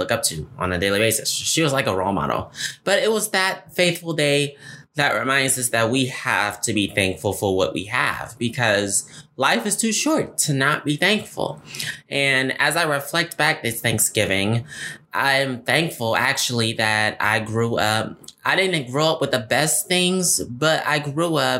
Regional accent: Detroit, Michigan, United States; moved away as an adult; now in Lansing, United States; growing up in my hometown, Detroit, because growing up in Detroit for me was very interesting

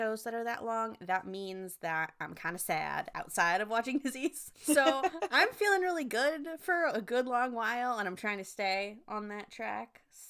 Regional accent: United States; we're two American friends on opposite coasts

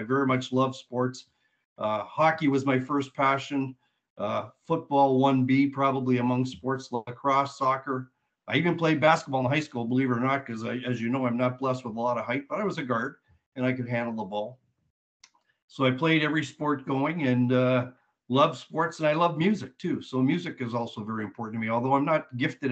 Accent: Hamilton, Ontario, Canada; also born or lived in Brantford, Ontario; Ancaster's a long time ago, but it's still near and dear to my heart. It's my hometown.

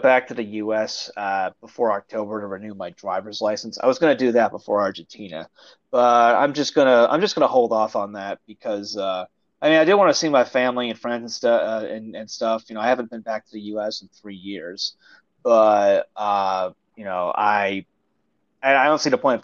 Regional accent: Syracuse, New York, United States; moved away; I'm an American, born and raised upstate New York

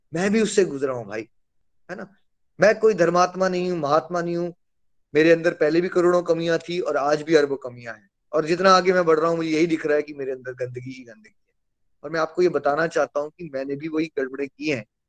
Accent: India; हम लोग भारत में पैदा हुए हैं

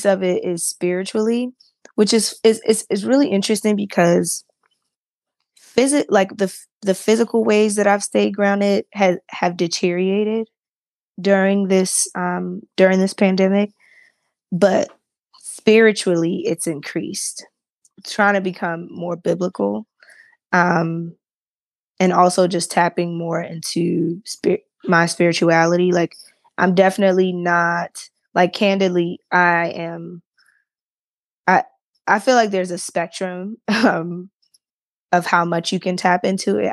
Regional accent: Baltimore, Maryland, United States; my pastor that I grew up with in Baltimore

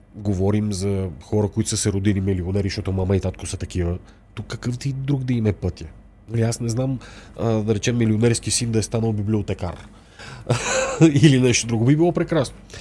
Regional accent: Bulgaria; сме българи

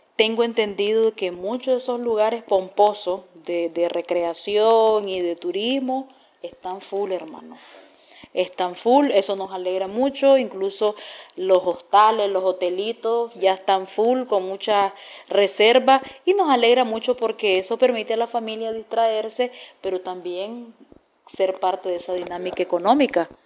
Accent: Nicaragua; como nicaragüenses

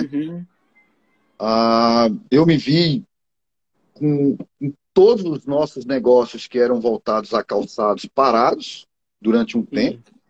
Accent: Arcoverde, Pernambuco, Brazil; sou natural de Pernambuco, né? Sou daqui do interior, de uma cidade chamada Arco Verde. Fica mais ou menos 260 quilômetros daqui de Recife.

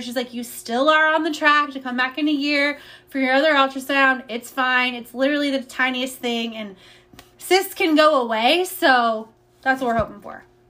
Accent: Indiana, United States; moved away as an adult; now in Austin, United States; I'm originally from Indiana. I've been um, in Austin for about 12 years

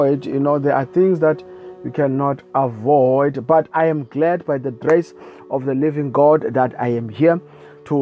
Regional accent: South Africa; I come from South Africa

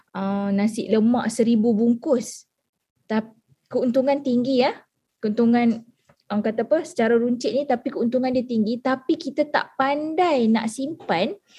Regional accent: Alor Setar, Kedah, Malaysia; Saya berasal daripada Alustar Kedah

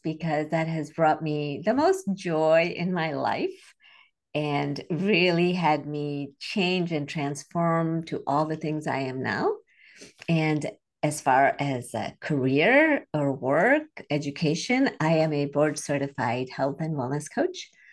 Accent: Chicago, Illinois, United States; born or raised there; also born or lived in India / Singapore

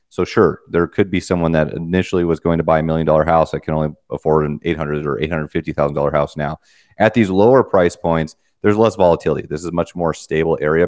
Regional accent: Wyoming, United States; I'm from Wyoming, you know, Spurs and all

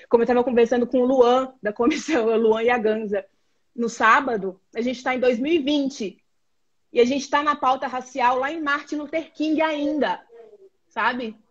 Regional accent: Brazil; nós enquanto brasileiros

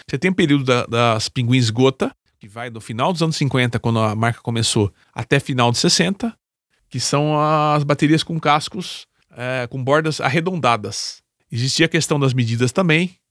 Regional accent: Campinas, São Paulo, Brazil; sou da cidade de Campinas, São Paulo.

